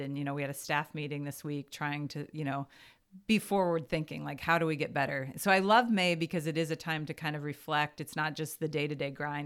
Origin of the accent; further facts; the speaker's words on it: Lincoln, Nebraska, United States; moved away as an adult; also born or lived in Washington, D.C. / Maryland / Waterloo, Iowa / Missouri; in third grade, I moved to Lincoln, Nebraska. And so I was in Lincoln. Yeah, I'm a graduate, I graduated from high school from Lincoln East in, in Lincoln